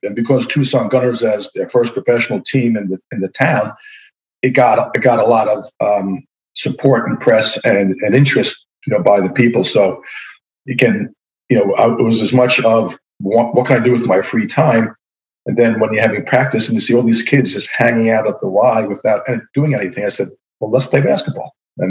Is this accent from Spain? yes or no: yes; Spain; born there; I was born in Spain, so I had a chance to play, even though I wasn't a Spanish citizen, the chance to play there.